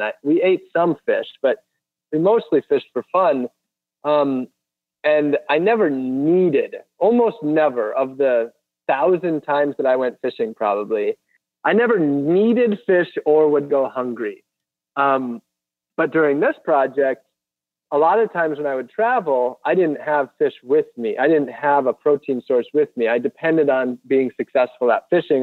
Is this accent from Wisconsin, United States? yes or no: yes; Wisconsin, United States; moved away; also born or lived in Florida; I grew up in Wisconsin